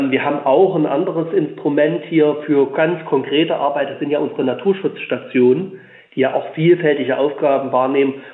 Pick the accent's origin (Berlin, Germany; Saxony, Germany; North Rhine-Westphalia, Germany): Saxony, Germany; Leipzig; ich komme aus Sachsen, ich bin gebürtiger Leipziger, lebe jetzt auf dem Land